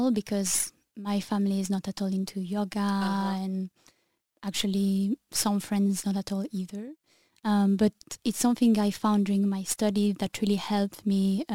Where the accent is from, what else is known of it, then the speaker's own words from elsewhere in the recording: Sainte-Maxime, Provence-Alpes-Côte d'Azur, France; moved away as an adult; also born or lived in Paris / New Zealand; now in Brussels, Belgium; I come from the south of France, Saint-Maxime actually, which is between Marseille and Nice